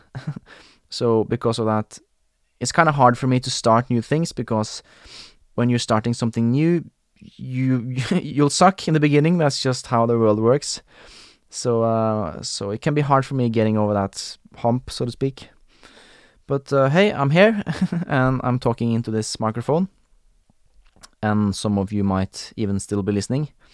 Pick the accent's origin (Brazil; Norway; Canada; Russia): Norway; accent: Norwegian, Scandinavian; first language Norwegian; English is a second language; I am Norwegian. I grew up in Norway